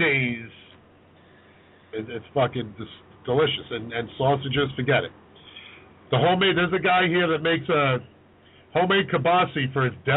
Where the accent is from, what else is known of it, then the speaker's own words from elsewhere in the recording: New York City, New York, United States; I grew up in Port Richmond in Staten Island.